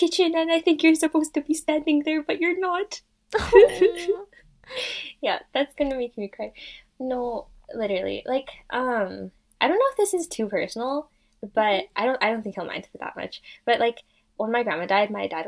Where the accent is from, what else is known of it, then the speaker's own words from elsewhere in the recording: Canada; I grew up in Canada my entire life